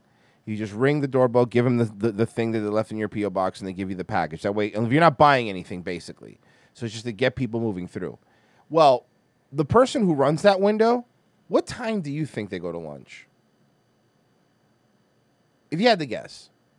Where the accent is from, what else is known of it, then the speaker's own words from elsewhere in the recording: Florida, United States; I'm from Florida.